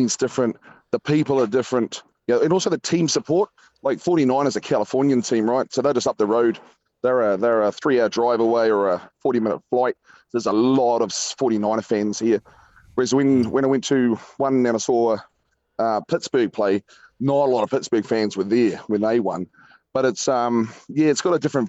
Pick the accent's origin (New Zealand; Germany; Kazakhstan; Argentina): New Zealand; we're from New Zealand